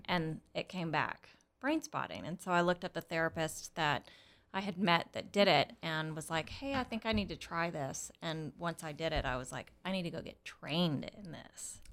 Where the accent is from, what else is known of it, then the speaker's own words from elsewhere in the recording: Texas, United States; I was born here in Texas